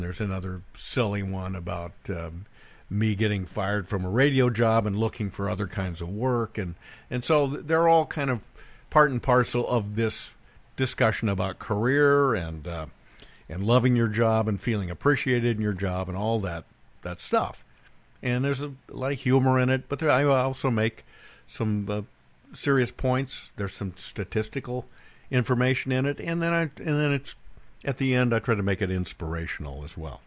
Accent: Bend, Oregon, United States; born or raised there; moved away

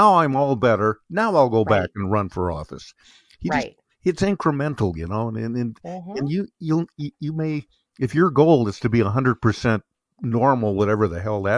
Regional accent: Bend, Oregon, United States; moved away as an adult; also born or lived in Washington State; now in Central Oregon, United States; my hometown of Bend, Oregon

